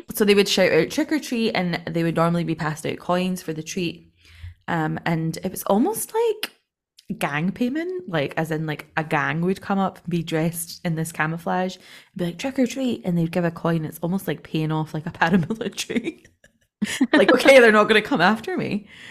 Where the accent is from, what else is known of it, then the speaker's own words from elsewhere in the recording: Scotland, United Kingdom; we're not from the West